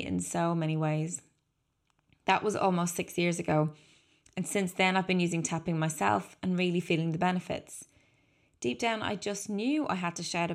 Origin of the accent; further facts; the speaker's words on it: Dublin, Leinster, Ireland; I was born in 1981 in Dublin to 2 wonderful parents